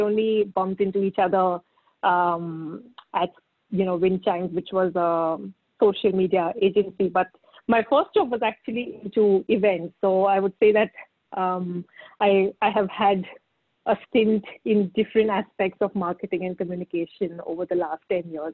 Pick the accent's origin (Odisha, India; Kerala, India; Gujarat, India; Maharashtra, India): Maharashtra, India; Pune; I grew up in Pune pretty much and did my schooling in Pune.